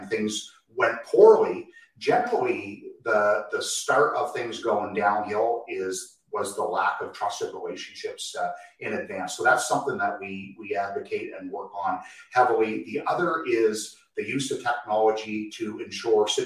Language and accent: English; Canada; we hail from Canada